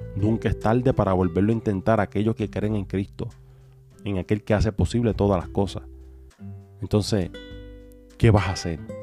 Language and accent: Spanish; Puerto Rico; de donde nosotros somos, que somos de Puerto Rico